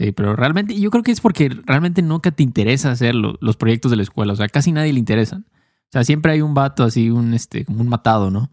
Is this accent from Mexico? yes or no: yes; Mexico; Héctor y yo no somos los únicos mexicanos del mundo, obviamente, pero somos mexicanos